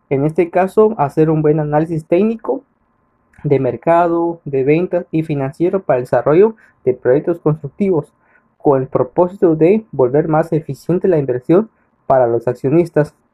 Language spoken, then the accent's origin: Spanish; Catalina, San Marcos, Guatemala; Soy originario de Catalina San Marcos.